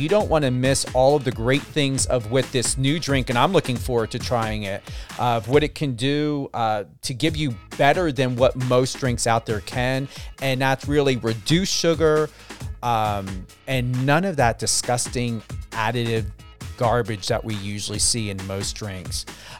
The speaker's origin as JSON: {"language": "English", "region": "New Jersey", "country": "United States", "accent": "Jersey", "said": "my Jersey accent or the way I speak, you know, from being East Coast"}